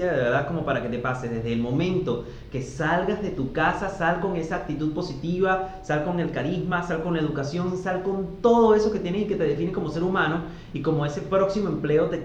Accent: Venezuela; now in Argentina; somos como, como, la marca Venezuela. Ay, es venezolano, venezolano. Gracias a Dios acá en Argentina nos han tratado muy bien.

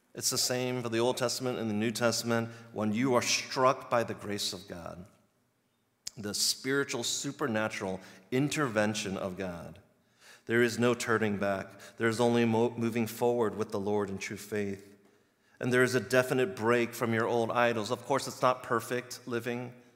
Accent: Virginia, United States; moved away as an adult; now in Chicago, United States; I'm from the East Coast in Virginia, and we had four exact seasons, like clockwork

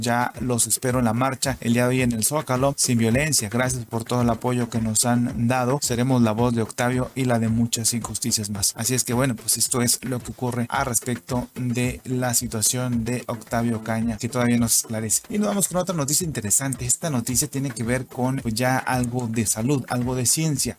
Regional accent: Mexico

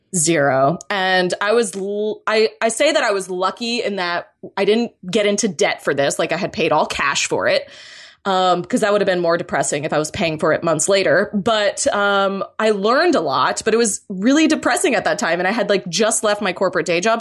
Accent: Florida, United States; I'm originally from Florida

